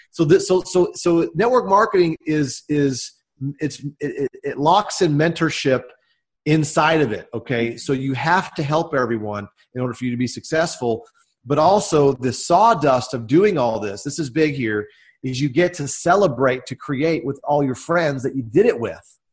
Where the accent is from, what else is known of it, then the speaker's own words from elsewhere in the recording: Dallas, Texas, United States; I'm from the Dallas, Texas area, and uh, I grew up in the states